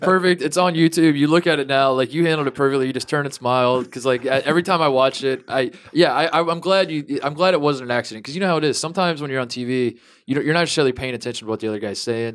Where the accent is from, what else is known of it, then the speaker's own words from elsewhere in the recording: Indiana, United States; growing up in Indiana